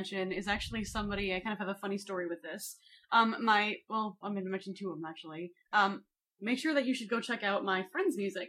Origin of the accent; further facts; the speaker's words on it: Seattle, Washington, United States; turns out we're both from Seattle.